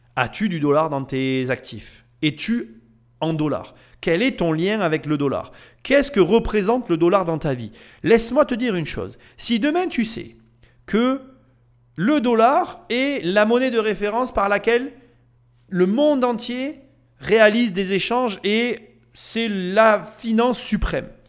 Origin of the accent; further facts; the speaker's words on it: Nîmes, Occitania, France; je viens de la ville de Nîmes